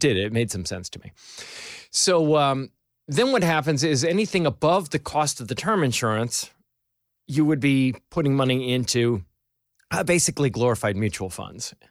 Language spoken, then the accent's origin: English; Albany, New York, United States; moved away; I grew up around Albany